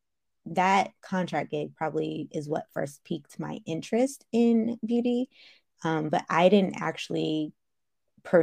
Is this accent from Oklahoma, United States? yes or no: no; Silicon Valley, California, United States; I'm from Silicon Valley. I live in Silicon Valley